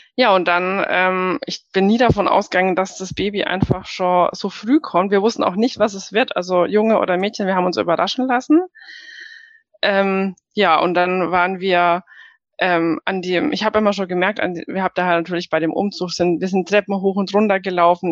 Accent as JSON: {"language": "German", "country": "Germany", "said": "bei uns in Deutschland"}